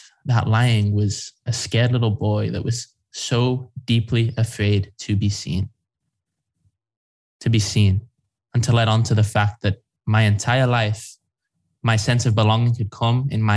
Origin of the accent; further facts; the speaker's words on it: England, United Kingdom; moved away; also born or lived in United States; being an English kid in the US